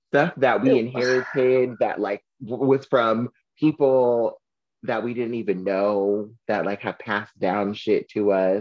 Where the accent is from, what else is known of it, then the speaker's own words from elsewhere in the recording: Southern California, United States; moved away; I'm from Southern California